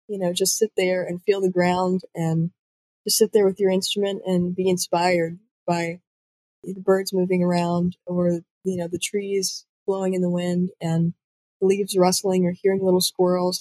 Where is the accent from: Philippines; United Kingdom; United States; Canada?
United States; Pigeon Forge, Tennessee; also born or lived in Huntsville, Alabama; I am from Pigeon Forge, Tennessee. I was originally born in Huntsville, Alabama, but we moved up here when I was about 4, so all the memories I really have of growing up are, you know, in the hills of Tennessee.